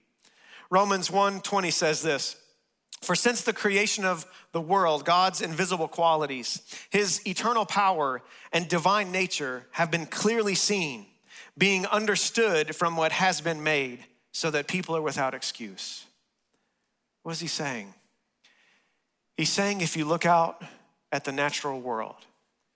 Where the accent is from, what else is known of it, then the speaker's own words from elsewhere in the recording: West Texas, United States; moved away; I grew up in West Texas, and I'm used to tornadoes